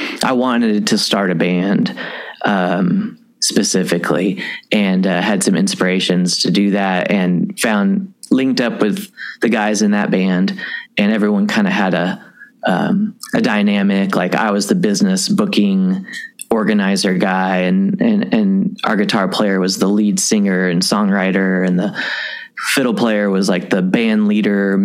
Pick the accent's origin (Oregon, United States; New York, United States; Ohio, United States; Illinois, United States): Illinois, United States; Southern; moved away as an adult; also born or lived in Lake County, Indiana / Kentucky; Whenever I was younger, like 5 or 6, we moved to outside of St. Louis, like an hour in Southern Illinois. And when I was 18, I moved to Kentucky